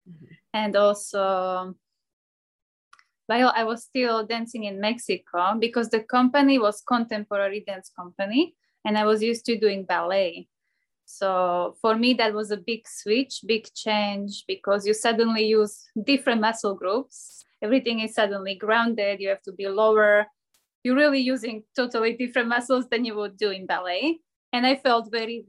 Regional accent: Slovakia; moved away as an adult; also born or lived in Scotland; now in Miami, United States; I am born and raised in Slovakia, but at the moment I live in Miami

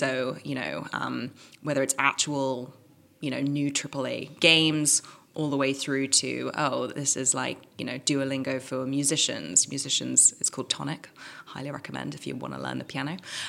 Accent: Hong Kong; also born or lived in Caribbean / England; now in United States; Like I was born in Hong Kong. I like lived there, lived in the Caribbean for a bit, lived in England. Now I'm in America.

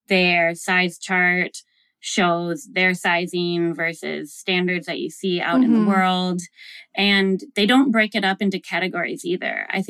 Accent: Midwest, United States; I grew up in the Midwest and I went to school in a really small town and like Walmart was the only thing.

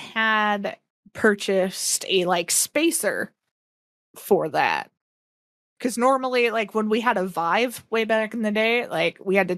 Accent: Upper Midwest, United States; I'm from the Upper Midwest

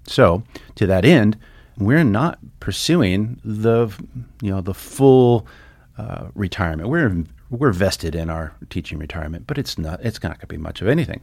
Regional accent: Santa Barbara, California, United States; now in Stevensville, United States; I grew up in, uh, Southern California in, uh, sunny Santa Barbara

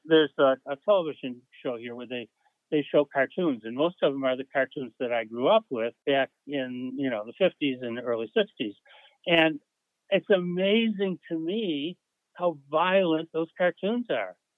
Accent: Buffalo, New York, United States; I grew up and still live in Buffalo, New York.

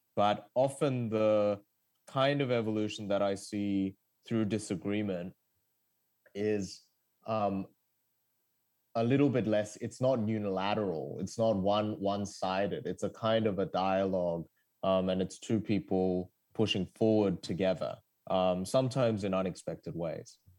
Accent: Australia; English is a second language; also born or lived in South Korea; I moved to Australia as a kid from South Korea and I didn't speak English.

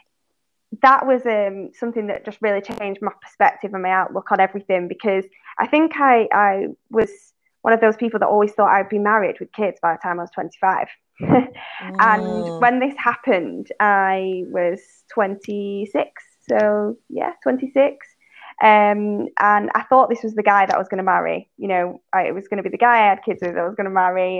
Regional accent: Manchester, North West England, United Kingdom; moved away as an adult; also born or lived in London; I'm actually from Manchester in the north, and I moved down to London in the south

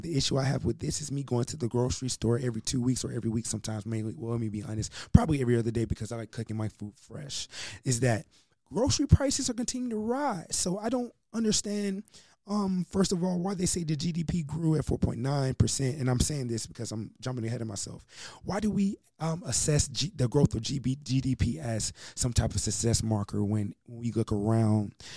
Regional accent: United States

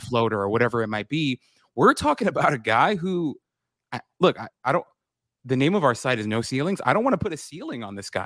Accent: New York City, New York, United States; I grew up in Queens

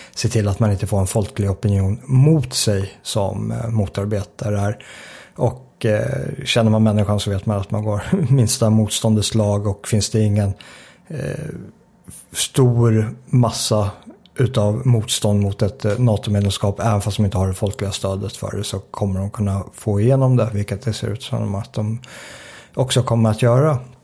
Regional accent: Sweden; Svenskarna idag är mindre säkra än vad vi var på 80-talet när jag växte upp

